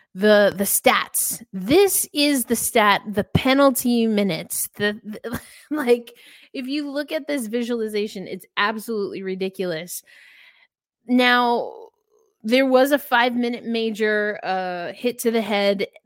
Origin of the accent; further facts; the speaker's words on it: United States; I'm not from Canada, obviously, for those who don't know, I'm from the United States